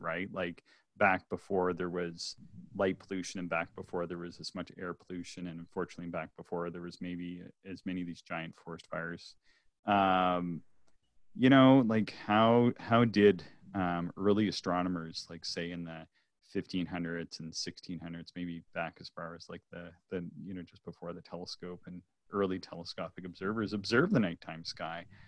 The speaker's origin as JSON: {"language": "English", "region": "Nova Scotia", "country": "Canada", "also_born_or_lived": "Ontario", "moved": "yes", "said": "so I come from Nova Scotia, which is traditionally a very cloudy and rainy place."}